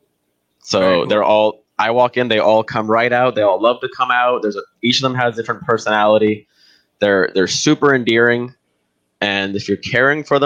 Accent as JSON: {"language": "English", "country": "Brazil", "tie": "born or raised there", "moved": "yes", "lives_now": "Canada", "said": "I grew up in Brazil"}